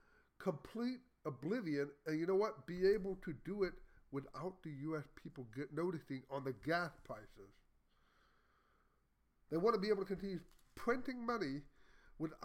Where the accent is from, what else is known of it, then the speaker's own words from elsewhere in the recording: Texas, United States; I'm a Texan